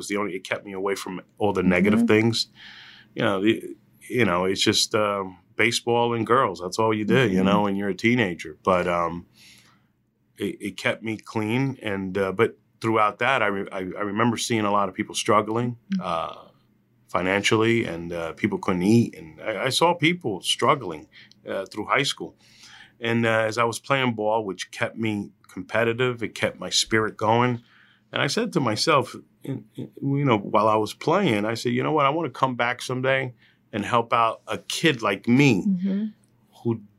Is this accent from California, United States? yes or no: no; Hillside, New Jersey, United States; also born or lived in Elizabeth, New Jersey; I went to high school in Elizabeth High. I was there for a couple of years. I'm from Hillside, and mm-hmm. I'm from that area of Union County.